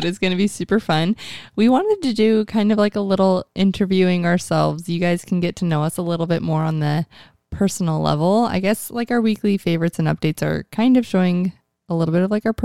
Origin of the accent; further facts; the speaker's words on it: Mesa, Arizona, United States; I was born in Mesa, Arizona